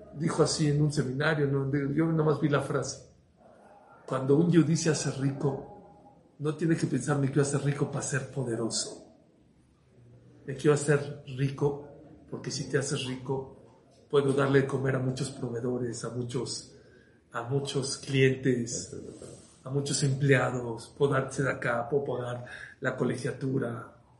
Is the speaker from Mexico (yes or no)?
yes; Mexico; nosotros en México